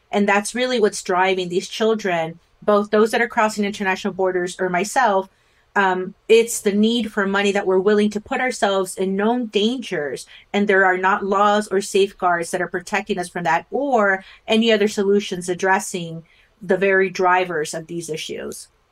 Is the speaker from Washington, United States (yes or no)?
no; Rio Grande Valley, South Texas, United States; I grew up in South Texas in the Rio Grande Valley